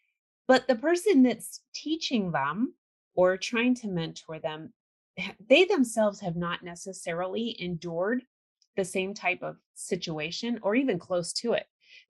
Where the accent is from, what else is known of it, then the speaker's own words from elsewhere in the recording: California, United States; I grew up in California, so.